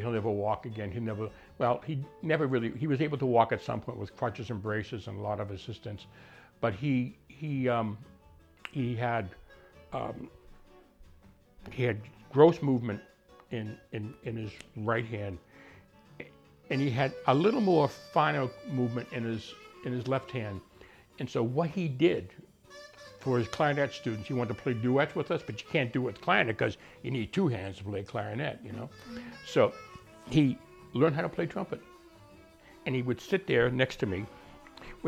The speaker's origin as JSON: {"language": "English", "town": "Arlington", "region": "Massachusetts", "country": "United States", "said": "I'm from Arlington."}